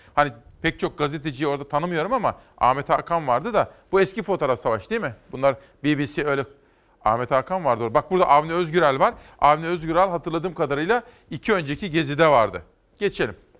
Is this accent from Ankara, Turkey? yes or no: no; Simav, Kütahya, Turkey; Uşak benim doğum yerime çok yakın. Biz Kütahyalıyız ama Simav Kütahya'dan bile daha yakındır.